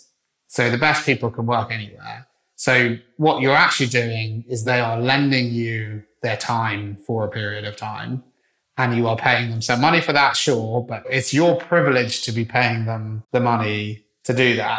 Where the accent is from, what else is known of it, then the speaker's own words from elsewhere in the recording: Wales, United Kingdom; I'm a Welshman